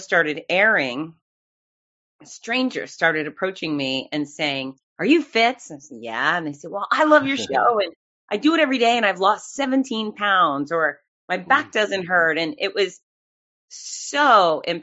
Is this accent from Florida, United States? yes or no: yes; Fort Lauderdale, Florida, United States; now in Gainesville, United States; OG, Fort Lauderdale. Grew up there, came up to Gainesville, Florida for college